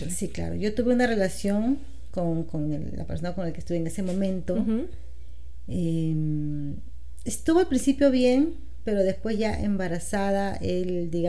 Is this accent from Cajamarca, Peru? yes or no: no; Lima, Peru; nací en Lima, mis papás son